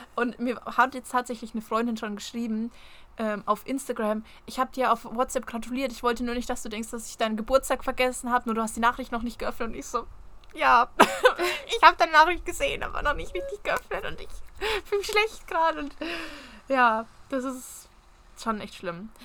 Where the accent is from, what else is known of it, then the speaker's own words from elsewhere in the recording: Germany; Als Deutscher